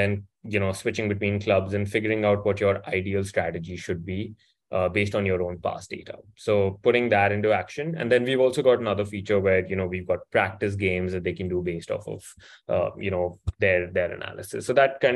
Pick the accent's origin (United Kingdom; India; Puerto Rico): India; moved away as an adult; also born or lived in United States; I grew up born and raised in India